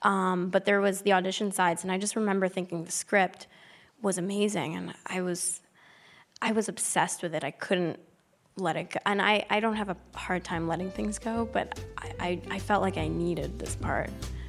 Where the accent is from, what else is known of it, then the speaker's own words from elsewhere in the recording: Manhattan, New York, United States; No, I'm from Manhattan.